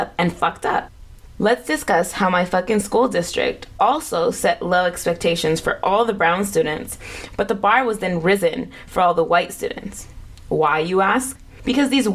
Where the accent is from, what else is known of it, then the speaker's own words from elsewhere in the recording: United States; Growing up in Washington gave me access to a variety of people